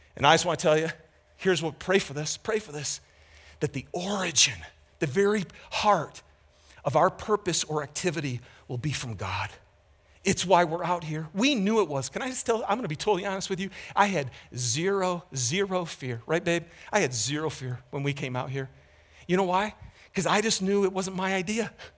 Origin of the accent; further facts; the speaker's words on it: Lapeer, Michigan, United States; moved away; I grew up in Michigan